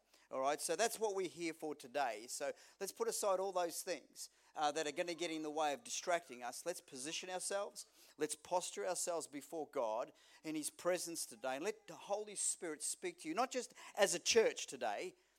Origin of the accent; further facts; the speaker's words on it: Melbourne, Victoria, Australia; born there; she was born in England, I was born in Melbourne